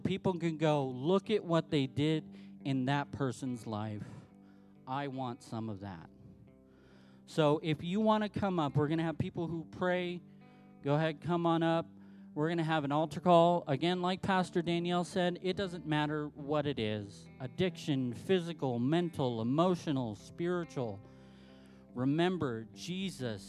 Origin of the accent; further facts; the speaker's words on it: Southern California, United States; now in Salt Lake City, United States; I'm from Southern California